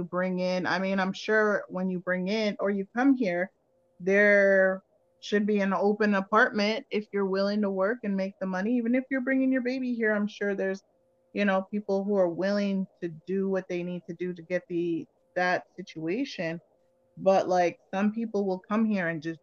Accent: Jamaica; moved away; I'm from Jamaica.

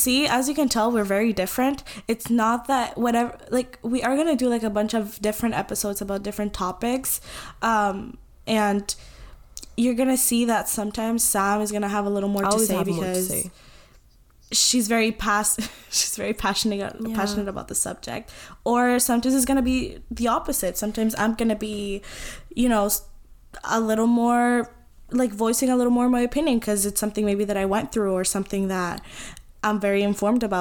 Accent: Venezuela; moved away; I am from Venezuela

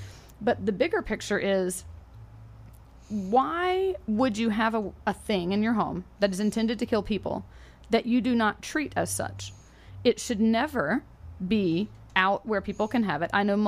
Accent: the South, United States; I grew up in the South. All my uncles had guns and they were NRA members.

